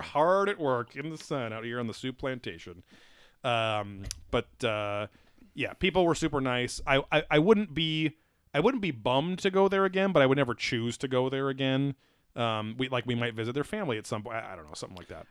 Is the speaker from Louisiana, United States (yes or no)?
no; Southern California, United States; Southern California